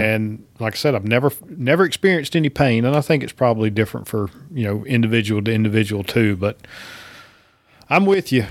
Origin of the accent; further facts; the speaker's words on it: East Coast, United States; moved away as an adult; now in Georgia, United States; I grew up on the East Coast